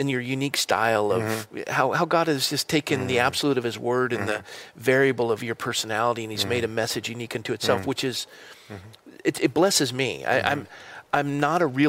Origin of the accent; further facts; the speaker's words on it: Coronado, California, United States; I grew up in Coronado